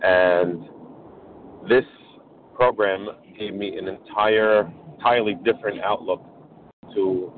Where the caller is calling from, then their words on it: New York, United States; I'm calling from New York.